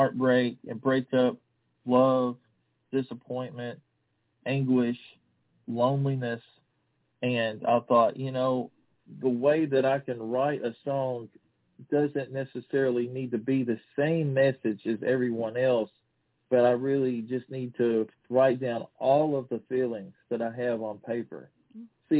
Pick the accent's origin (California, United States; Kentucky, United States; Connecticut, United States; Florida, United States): Kentucky, United States; I'm from Kentucky